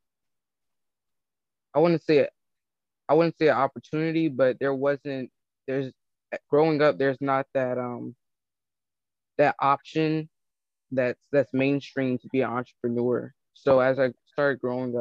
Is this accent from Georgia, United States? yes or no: yes; Atlanta, Georgia, United States; I'm from Atlanta, Georgia.